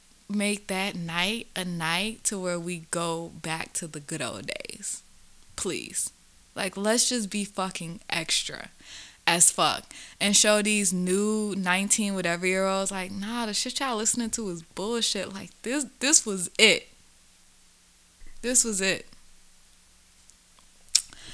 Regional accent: the South, United States; I grew up in the South

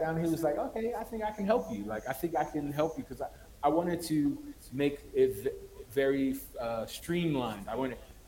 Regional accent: United States; moved away as an adult; now in Ethiopia; as an American who's living in Ethiopia

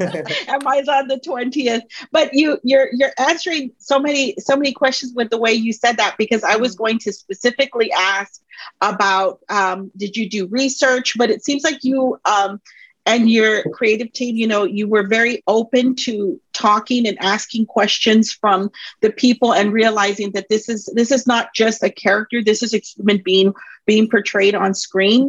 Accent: Colombia; I'm um, from Colombia

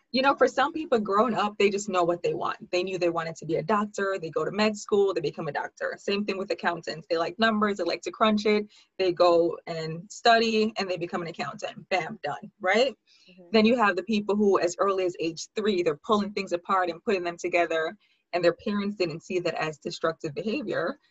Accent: Jamaica; moved away as an adult; also born or lived in Hartford, Connecticut / New York; I was actually born in Hartford, Connecticut, but I lived in Jamaica for 16 years. Grew up there, went to high school there, and then moved back to New York for college

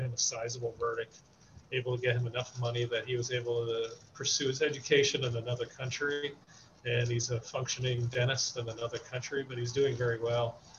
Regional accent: Warren County, New Jersey, United States; I grew up in Warren County and worked in Hunterdon County

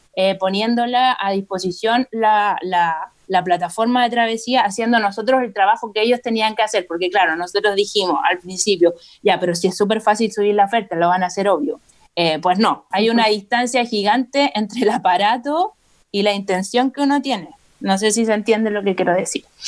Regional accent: Rancagua, O'Higgins, Chile; moved away as an adult; now in Santiago, Chile; yo soy de Rancagua originalmente y me trasladé a Santiago por la universidad y me quedé radicada en Santiago

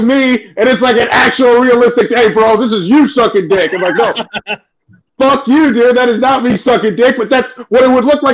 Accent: San Carlos, California, United States; I grew up in San Carlos.

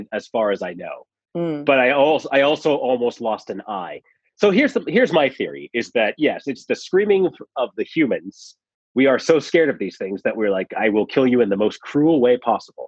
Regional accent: Reno, Nevada, United States; our house growing up in Reno

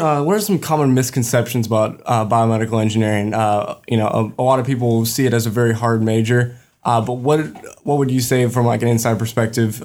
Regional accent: Houston, Texas, United States; first year biomedical engineering student from Houston, Texas

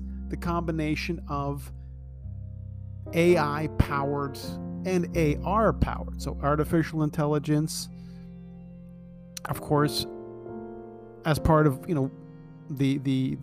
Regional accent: Toronto, Ontario, Canada; I was born and raised in Scarborough

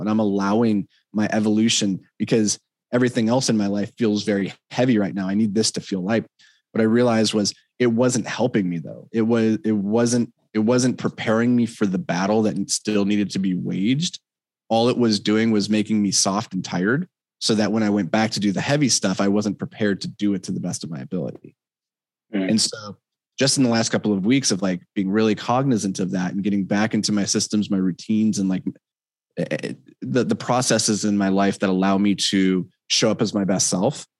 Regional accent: Minnesota, United States; I'm a Minnesotan uh, white boy.

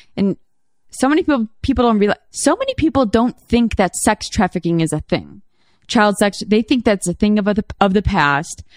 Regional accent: Chicago, Illinois, United States; I'm a Chicagoan

